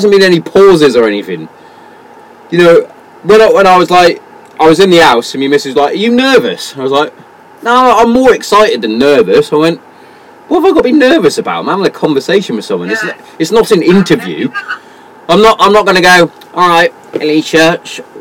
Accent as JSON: {"language": "English", "region": "England", "country": "United Kingdom"}